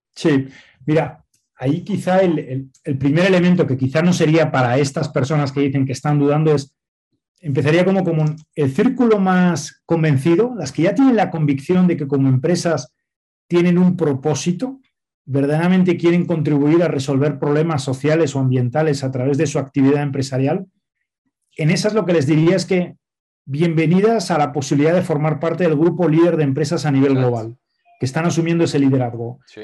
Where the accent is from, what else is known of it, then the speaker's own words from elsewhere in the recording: Spain; moved away as an adult; now in Mexico; yo soy español, nací en España eh, ya hace 47 años